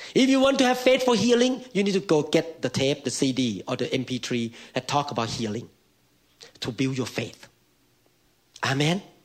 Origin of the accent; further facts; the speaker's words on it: Thailand; accent: Thai; Mine is Thai accent